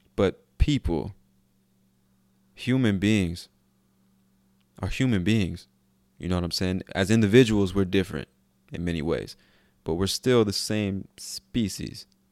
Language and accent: English; United States; I'm an American